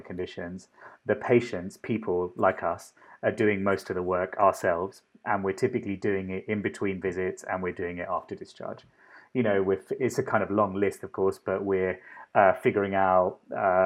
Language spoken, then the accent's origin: English; London, United Kingdom; moved away as an adult; also born or lived in Sri Lanka; now in Boston, United States; the accent and a lot of my sensibilities, I suppose, come from London. Grew up in London